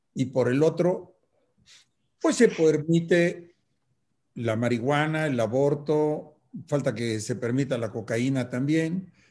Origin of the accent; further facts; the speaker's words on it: Mexico; como mexicano